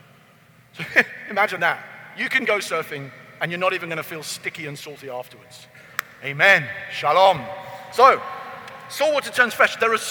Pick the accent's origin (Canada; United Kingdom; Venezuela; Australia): United Kingdom; because I'm from Britain